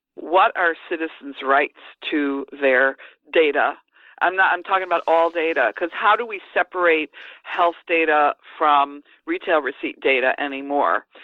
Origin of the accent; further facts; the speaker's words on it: United States; as an American